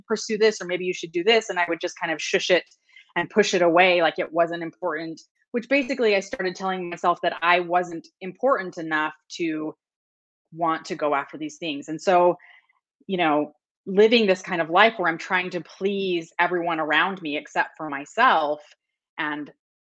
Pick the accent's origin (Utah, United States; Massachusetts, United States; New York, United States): Utah, United States; I grew up in Utah